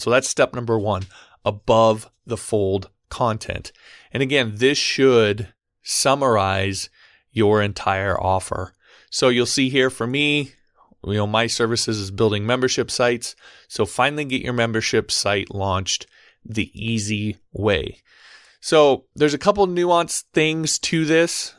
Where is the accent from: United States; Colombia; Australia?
United States; Omaha, Nebraska; I'm from Omaha, Nebraska.